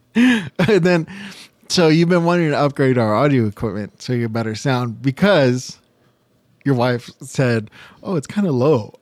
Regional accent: Monterey Park, California, United States; I grew up in Monterey Park.

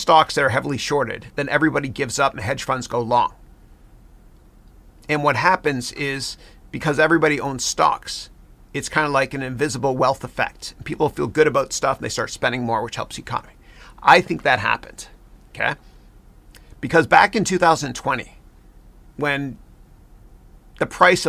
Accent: Bramalea, Ontario, Canada; moved away as an adult; now in United States; I grew up here in Bramalea

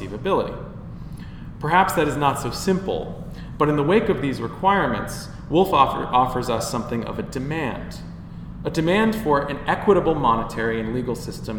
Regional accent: United States; now in Bristol, United Kingdom; as an American sitting in Bristol

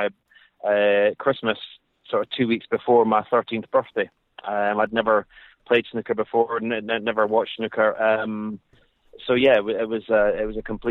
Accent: Scotland, United Kingdom; as a Scotsman

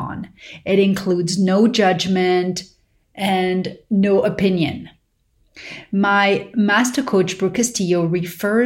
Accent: Paris, Île-de-France, France; growing up in Paris

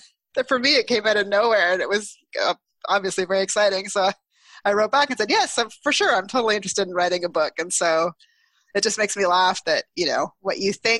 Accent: Ottawa, Ontario, Canada; moved away as an adult; also born or lived in Toronto / Montreal; I'm from Ottawa originally, and I would go home in the summers

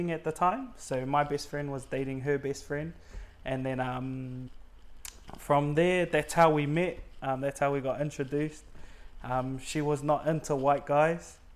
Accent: Auckland, New Zealand; Okay, so I'm from New Zealand, um, Auckland, born and bred in GI. A lot of Cook Islanders there. Yeah, so we were born and bred in GI, Point England.

